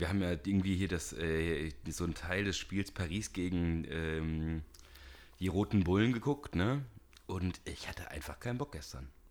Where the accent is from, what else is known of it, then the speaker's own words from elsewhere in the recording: Siegerland, North Rhine-Westphalia, Germany; moved away; Ich komme aus dem Siegerland